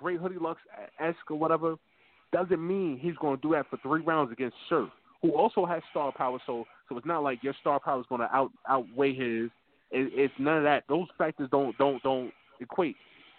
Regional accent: Milton, New Jersey, United States; Yo, I'm a Jersey. I'm from Milton, New Jersey, man.

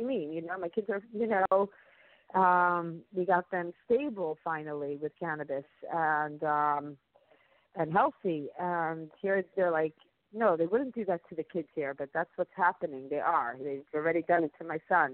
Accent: United States; now in Israel; I'm also an American citizen. I'm from America.

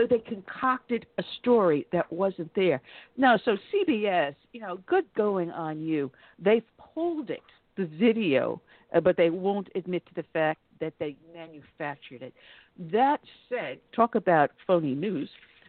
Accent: New York, United States; also born or lived in the South; now in Southern United States; I was born and raised in New York, and I live in the South now.

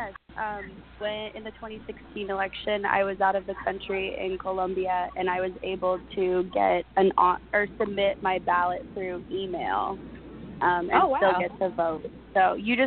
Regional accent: Iowa, United States; moved away; I'm from Iowa originally, which is where I'll be voting.

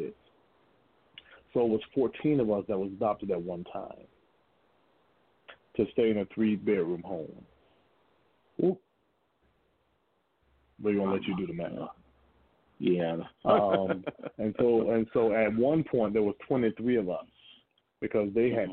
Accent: Gainesville, Florida, United States; I'm from a little town they call Gainesville, Florida. And I grew up there in Gainesville

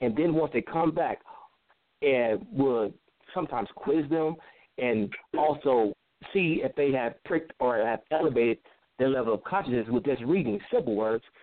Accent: California, United States; also born or lived in Chicago; now in Palmdale, United States; I was actually born in Chicago, but I was raised in Southern California. I'm like the Midwest see the West Coast breeded, so I've been moving around a lot.

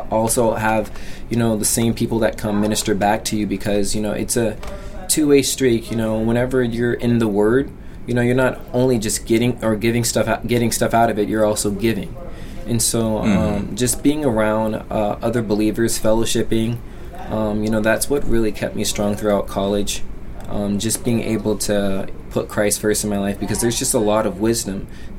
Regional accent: Colorado, United States; born there; So I was born in Colorado, and we went back out there when I was in middle school.

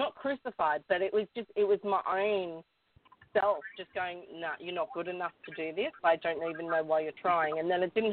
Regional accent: Newcastle, New South Wales, Australia; I was born and raised in Newcastle, the beautiful city, beautiful beaches and stuff

